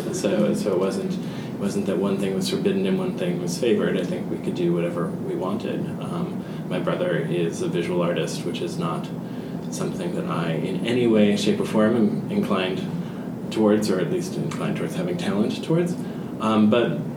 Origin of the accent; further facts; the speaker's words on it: New Jersey, United States; I grew up very near New York City, New Jersey